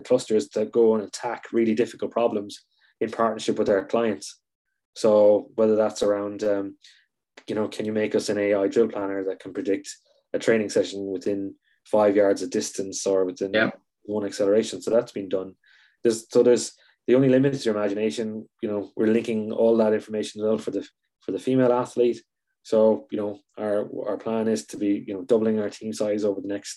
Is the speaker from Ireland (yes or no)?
yes; Ireland; Being Irish